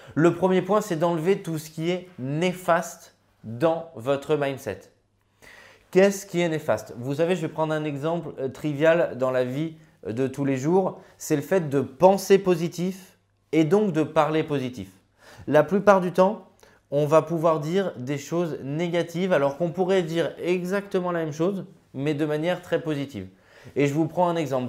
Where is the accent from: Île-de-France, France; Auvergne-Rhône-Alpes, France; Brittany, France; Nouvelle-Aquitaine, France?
Auvergne-Rhône-Alpes, France; Grenoble; je suis originaire de Grenoble